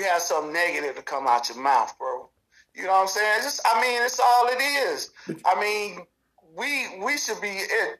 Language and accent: English; Harvey, Illinois, United States; I grew up in Harvey, Illinois